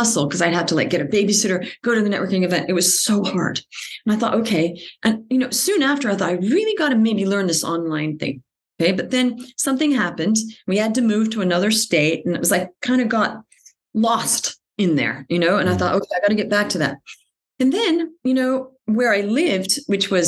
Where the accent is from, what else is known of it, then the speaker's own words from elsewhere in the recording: Australia; moved away as an adult; also born or lived in United States / Paris, France / New York, United States; Even though I grew up in Australia, I was American, but we moved to Australia. I'd never actually lived in the States